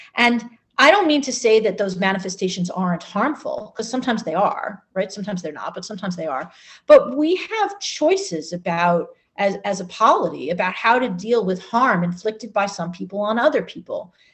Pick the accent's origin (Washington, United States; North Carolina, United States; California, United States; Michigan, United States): Michigan, United States; Ann Arbor; my hometown of Ann Arbor